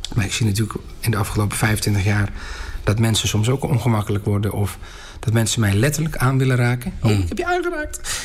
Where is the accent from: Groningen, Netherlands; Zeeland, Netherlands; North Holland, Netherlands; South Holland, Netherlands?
North Holland, Netherlands; Volendam; wij maken dit als Volendammers gewoon van dichtbij mee